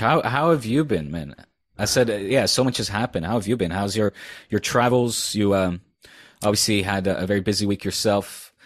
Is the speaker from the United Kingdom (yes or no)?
no; Netherlands; accent: Dutch; now in Spain; I'm letting my Dutch accent come out